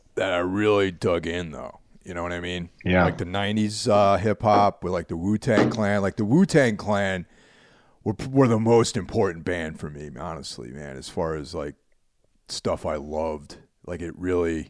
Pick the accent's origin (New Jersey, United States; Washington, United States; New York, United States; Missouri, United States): New York, United States; suburbs outside New York City, United States; also born or lived in Bronx, New York; I grew up in a small town in the suburbs outside of the city